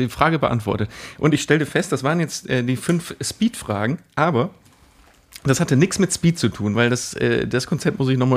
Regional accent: Cologne, North Rhine-Westphalia, Germany; Das ist aber ja auch ein Klassiker als Kölner. Hier in Köln sind ja die, die Ampelphasen, ähm, ich glaube, vier Sekunden.

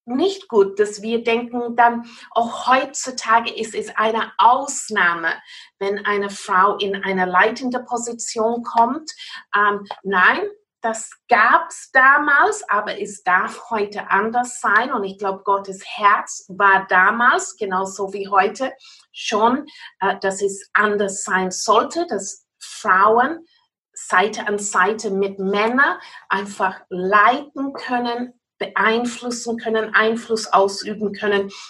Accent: South West England, United Kingdom; German is a second language; now in Austria; wie ihr merkt von meiner Akzent, ich bin kein wirklich Österreicherin. Äh, ich stamme aus Großbritannien, Cornwall, um ganz genau zu sein, aber ich werde wirklich mein Bestes tun, um jetzt gute Deutsch zu sprechen.

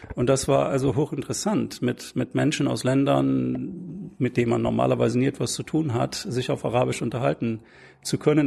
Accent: Bremen, Germany; Ich komme selber aus Bremen, da bin ich aufgewachsen und bin natürlich Bremen immer noch sehr eng verbunden

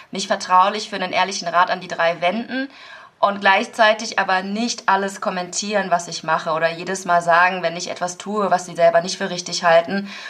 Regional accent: Aachen, North Rhine-Westphalia, Germany; wo kommen Sie denn eigentlich her? Und wenn ich sage aus Aachen, ist die Frage, wo sind Sie denn geboren? Dann sage ich in Aachen

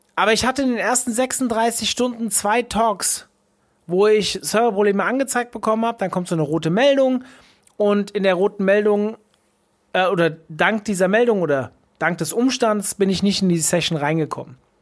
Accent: Hesse, Germany; ich bin ja aus Hessen

